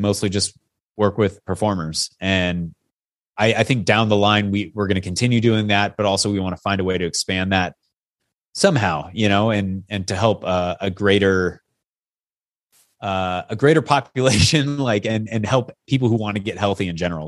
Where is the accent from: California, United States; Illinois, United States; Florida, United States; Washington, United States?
Washington, United States; Yakima; I grew up in Yakima, Washington